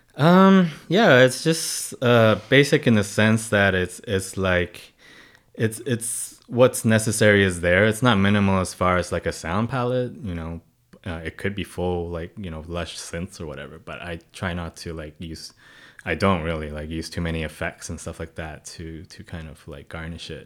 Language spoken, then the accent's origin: English; Hong Kong; now in Canada; I was born and raised in Hong Kong